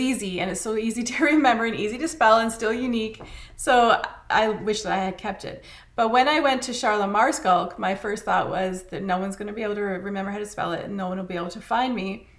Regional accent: Canada; as a Canadian

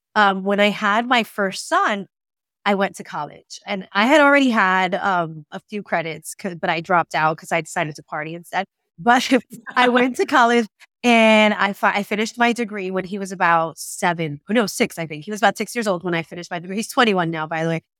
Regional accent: Puerto Rico; we are American in Puerto Rico

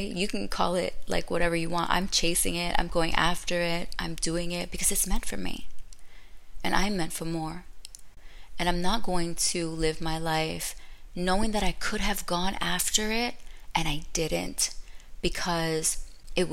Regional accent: Orlando, Florida, United States; also born or lived in Brooklyn, New York; I'm just a girl from Brooklyn who moved to Orlando. I was raised in Orlando.

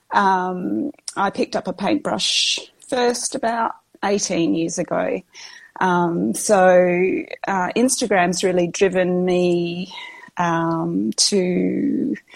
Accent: Western Australia, Australia; I'm West Australian. I live in down near Margaret River. You might have heard of Margaret River area, down in the southwest of Western Australia. Um, I am, well, I've just passed 50

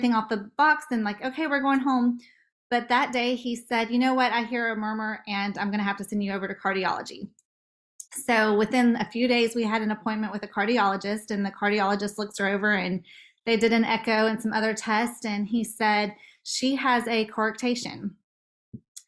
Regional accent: Nashville, Tennessee, United States; also born or lived in Los Angeles; We live in Nashville and I grew up here in Nashville

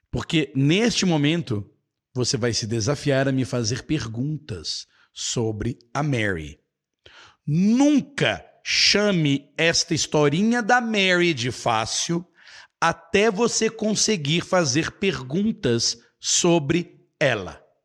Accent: Belo Horizonte, Minas Gerais, Brazil; now in Nova Lima, Brazil; eu sou brasileiro, mineiro, nascido em Belo Horizonte

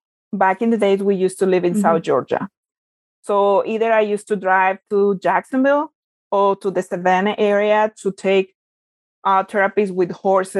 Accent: Mexico; moved away; I was born and raised back in Mexico.

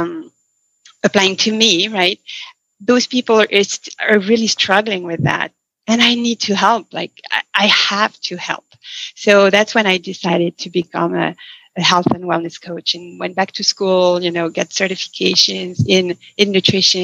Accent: France; moved away as an adult; now in Seattle, United States; I was born and raised in France, as you mentioned, and I moved to the States in 2000 and moved to Seattle in 2005. I was already an adult

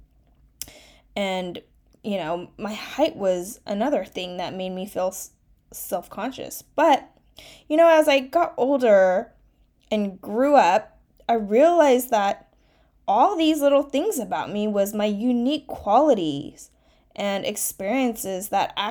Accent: United States; first language Mandarin Chinese; English is a second language; I'm a first-generation Chinese-American, where Chinese Mandarin was actually my first language that I spoke, and English my second

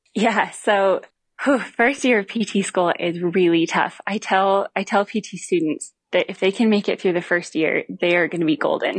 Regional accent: Missoula, Montana, United States; I grew up in Missoula, Montana

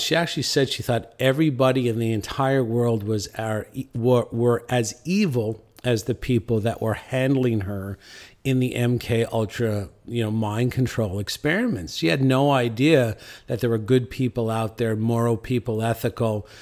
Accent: St. John's, Newfoundland and Labrador, Canada; I'm from Saint John's, Newfoundland

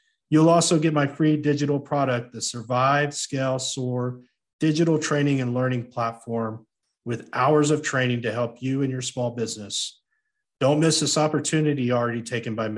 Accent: United States; I am an American

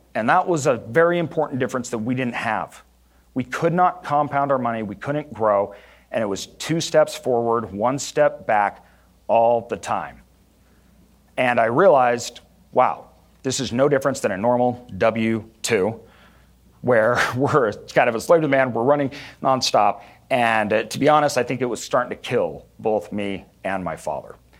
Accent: Boise, Idaho, United States; growing up in Idaho, everything was very rural

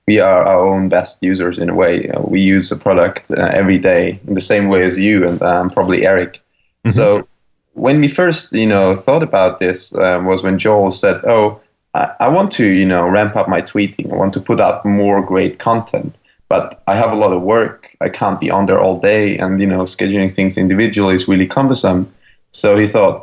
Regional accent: Vienna, Austria; moved away as an adult; now in San Francisco, United States; I'm from Austria, from Vienna, actually. And we both moved to San Francisco

